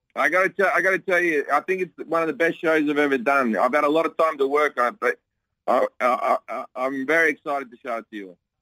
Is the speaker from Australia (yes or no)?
yes; Australia; now in United States; my home country of Australia